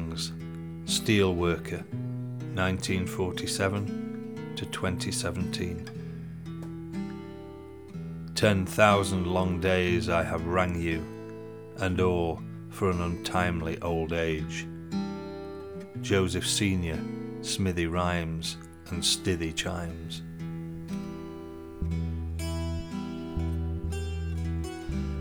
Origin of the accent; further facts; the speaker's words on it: Sheffield, Yorkshire and the Humber, United Kingdom; the city that had birthed me, that had formed me